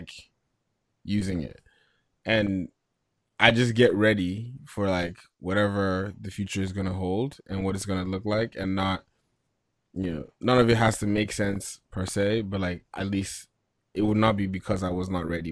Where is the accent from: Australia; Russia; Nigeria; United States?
Nigeria; growing up in Nigeria